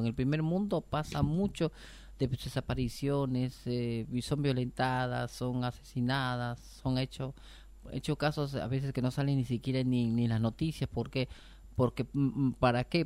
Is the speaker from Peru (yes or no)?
yes; Peru; now in Argentina; yo soy de Perú